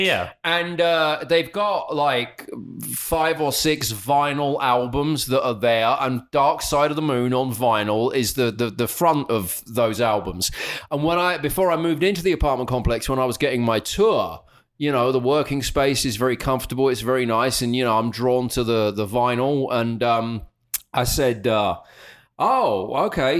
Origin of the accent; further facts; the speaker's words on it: United Kingdom; being overtly British